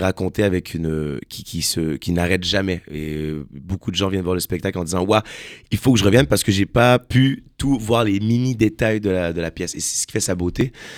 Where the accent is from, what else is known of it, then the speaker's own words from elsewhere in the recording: Quebec, Canada; Je suis un Québécois